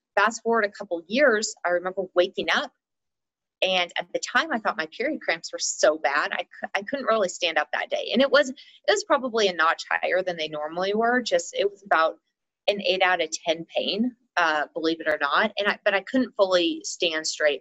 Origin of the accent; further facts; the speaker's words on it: Texas, United States; now in Colorado, United States; I did most of my growing up in Texas, but we always had extended family here. So I was really between Colorado and Texas